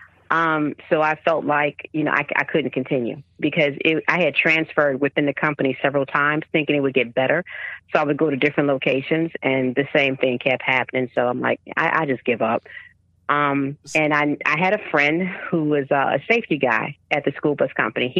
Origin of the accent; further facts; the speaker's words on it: Chicago, Illinois, United States; moved away; born and raised from Chicago. I've been to other places, but that's my home. That's where my heart is at. I don't live there now, but yeah, I'm from Chicago